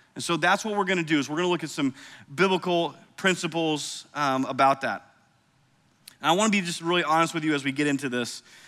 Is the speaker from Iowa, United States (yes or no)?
yes; Cedar Rapids, Iowa, United States; moved away; I grew up in Cedar Rapids, Iowa